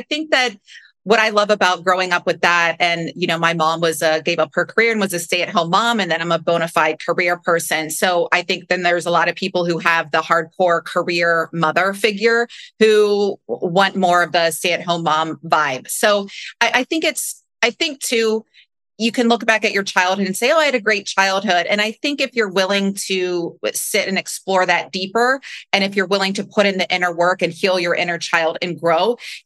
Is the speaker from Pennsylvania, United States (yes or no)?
no; Cincinnati, Ohio, United States; I grew up in Cincinnati, Ohio. So smack dab in the Midwest